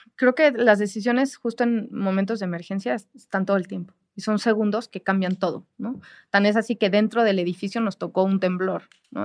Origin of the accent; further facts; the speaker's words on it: Mexico; yo como mexicana